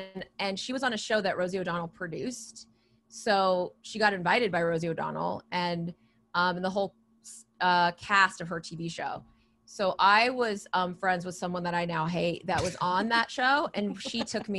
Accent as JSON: {"language": "English", "region": "West Coast", "country": "United States", "said": "and I'm from the West Coast."}